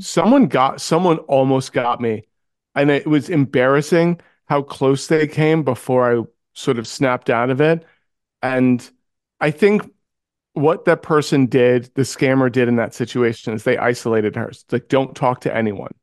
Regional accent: New York City, New York, United States; I grew up in New York City.

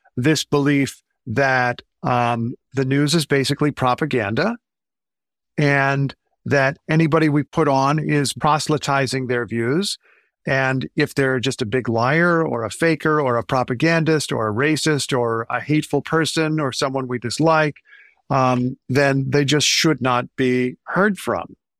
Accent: Indiana, United States; I grew up in Indiana

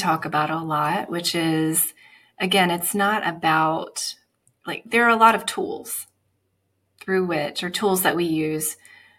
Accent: Alabama, United States; also born or lived in Atlanta, Georgia / Charlotte, North Carolina; now in Greenville, United States; I'm from Alabama

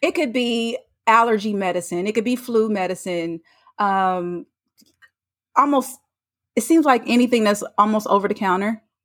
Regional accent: North Carolina, United States; moved away; I'm from North Carolina. I went home to see family

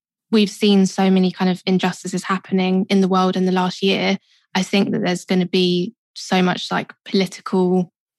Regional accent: London, United Kingdom; I grew up in Southeast London, kind of moved a little bit further in, so I'm kind of still South London. But yeah, born and raised

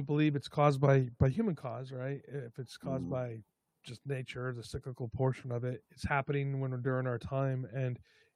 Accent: New York, United States; now in California, United States; I'm originally from New York.

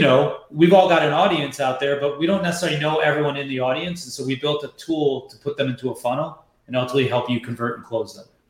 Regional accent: New York, United States; moved away; also born or lived in San Francisco; I'm born and raised in New York

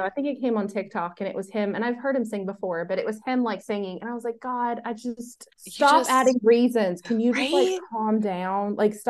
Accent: the South, United States; accent: Southern; I live in the South, if you can't tell by my accent.

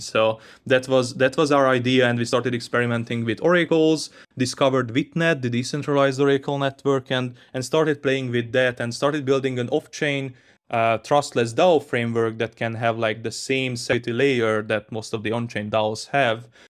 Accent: Hungary; I grew up in Hungary

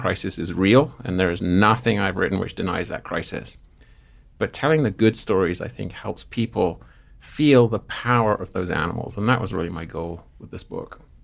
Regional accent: Seaford, South East England, United Kingdom; now in Missoula, United States; I grew up in southern England, a place called Seaford, which is surrounded by white cliffs

